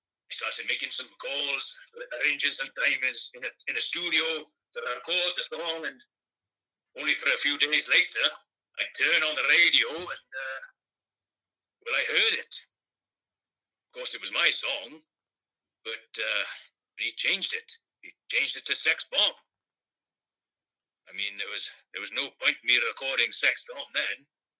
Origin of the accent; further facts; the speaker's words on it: Glyntaf, Wales, United Kingdom; Tom and I, we grew up together in Glyntaf, a small town in Pontypridd, South Wales.